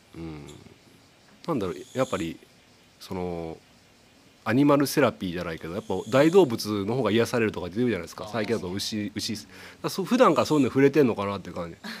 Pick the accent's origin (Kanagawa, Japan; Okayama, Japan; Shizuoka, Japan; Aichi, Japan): Okayama, Japan; Setouchi; 牛窓の花火大会僕の地元のね花火大会なんですね